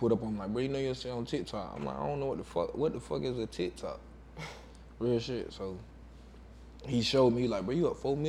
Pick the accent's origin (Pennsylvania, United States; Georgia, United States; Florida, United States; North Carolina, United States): Georgia, United States; Waycross; moved away as an adult; also born or lived in Atlanta, Georgia / New York; I'm from Waycross, Georgia.